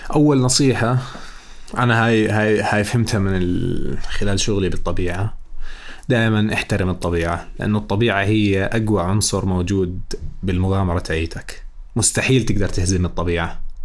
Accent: Jordan; عندنا بالاردن

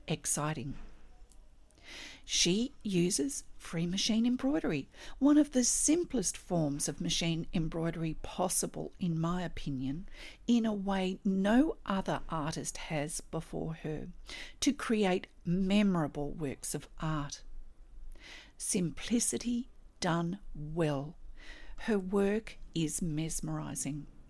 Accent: Australia; I'm an Australian textile artist

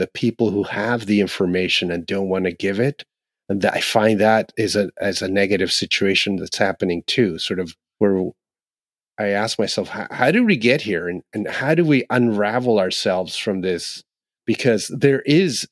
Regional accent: Ontario, Canada; where I grew up in Ontario, where we had a lot of owls in winter

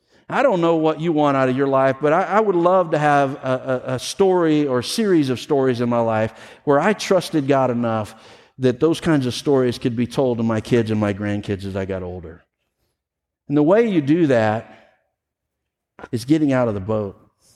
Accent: the South, United States; I grew up in the South. I have grandparents that lived in Mississippi

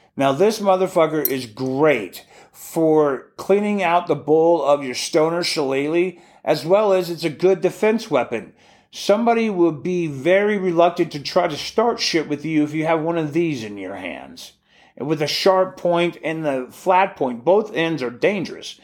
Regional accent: Alaska, United States; we grew up calling them in Alaska

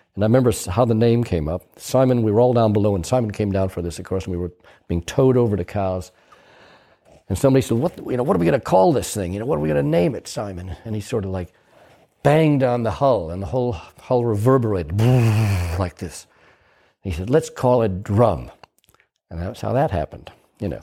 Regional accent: United States; moved away as an adult; also born or lived in Cowes, United Kingdom; me being an American in Europe

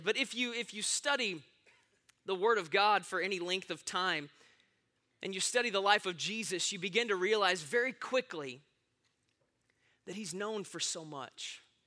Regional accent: Austin, Texas, United States; I am born and raised right here in Austin, Texas

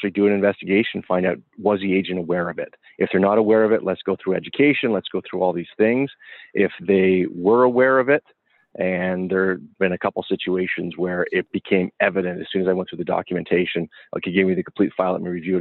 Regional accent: Canada; We were both being Canadian

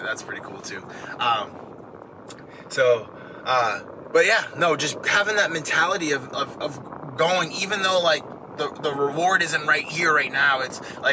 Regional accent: Maine, United States; the house that I grew up in Maine, my dad owned it

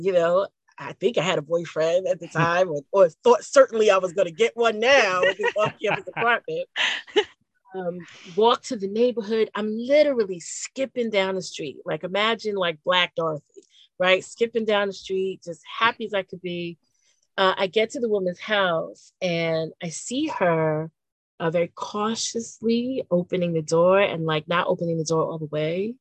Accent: New York City, New York, United States; growing up in the Bronx as a Black girl with a German Hungarian name

